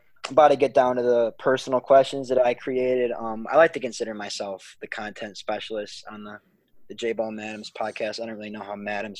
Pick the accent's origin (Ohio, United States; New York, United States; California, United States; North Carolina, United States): New York, United States; Fairport; my hometown of Fairport.